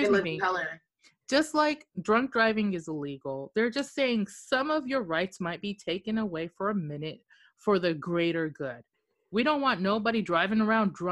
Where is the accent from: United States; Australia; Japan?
Japan; moved away; I grew up in Japan